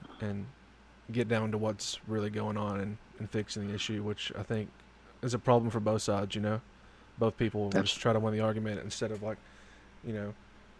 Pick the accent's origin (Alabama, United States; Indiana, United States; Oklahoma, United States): Alabama, United States; Northeast; us growing up in Northeast Alabama